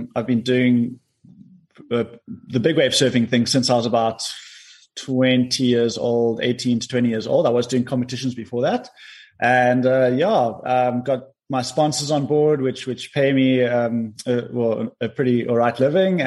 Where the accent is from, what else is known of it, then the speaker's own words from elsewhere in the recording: Cape Town, Western Cape, South Africa; also born or lived in Kommetjie; I was born in Cape Town, and then we moved to Komaki when I was 12 years old